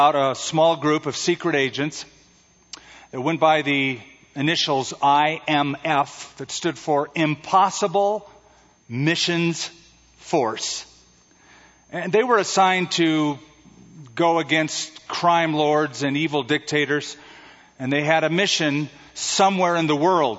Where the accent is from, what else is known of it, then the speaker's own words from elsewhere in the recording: California, United States; Being from California